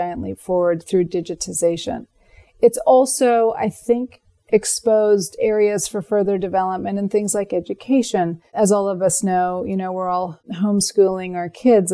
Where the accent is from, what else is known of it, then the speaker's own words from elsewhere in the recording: United States; moved away as an adult; now in Frankfurt, Germany; being an American